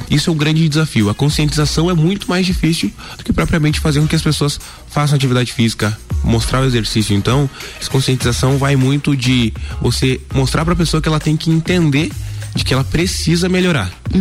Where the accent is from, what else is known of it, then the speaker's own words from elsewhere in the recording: Lages, Santa Catarina, Brazil; Eu nasci aqui em Lages mesmo